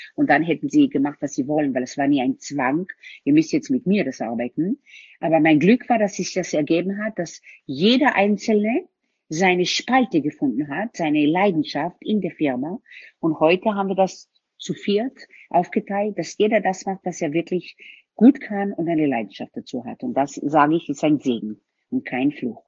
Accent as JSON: {"language": "German", "town": "Tel Aviv", "region": "Tel Aviv District", "country": "Israel", "tie": "born or raised there", "also_born_or_lived": "Germany", "moved": "yes", "lives_now": "Vienna, Austria", "said": "Ich bin in Tel Aviv aufgewachsen. Meine Eltern sind dann nach Deutschland übersiedelt."}